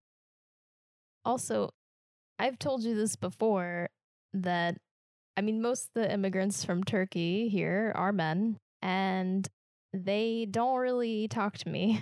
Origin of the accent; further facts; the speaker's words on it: Kansas, United States; accent: Midwestern; moved away; I'm from Kansas, so we're not a Southern state